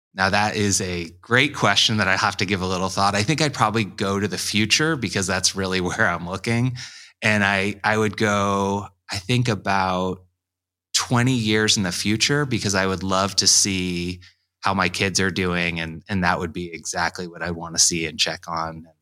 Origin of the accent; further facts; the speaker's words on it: Carmel, Indiana, United States; also born or lived in Pennsylvania; Carmel, Indiana, which is a suburb of Indianapolis on the north side. I was born in Pennsylvania, but really my, my entire childhood and teen years right until I started working.